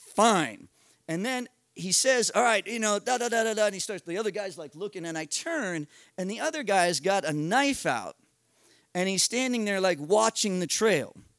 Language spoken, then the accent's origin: English; United States; I'm an American in Paraguay